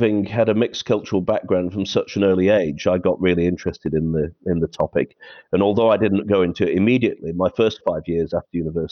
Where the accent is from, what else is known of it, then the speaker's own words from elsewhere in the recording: United Kingdom; moved away as an adult; also born or lived in Austria (mother); now in Finland; I'm British.